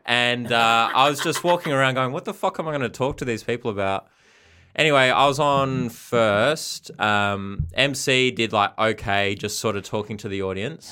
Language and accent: English; Perth, Western Australia, Australia; I'm from Perth also.